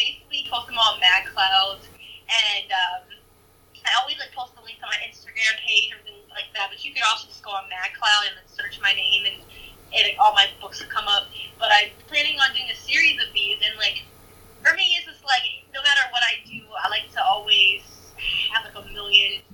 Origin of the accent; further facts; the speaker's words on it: New York, United States; I'm from New York